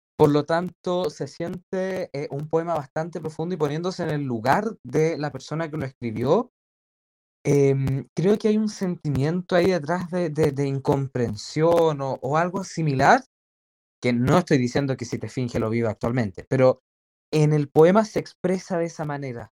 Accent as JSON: {"language": "Spanish", "country": "Chile", "said": "yo como chileno"}